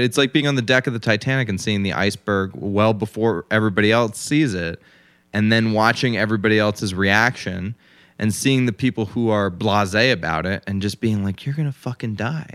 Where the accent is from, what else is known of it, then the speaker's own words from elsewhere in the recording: United States; I was born in America, and my father was a prominent lawyer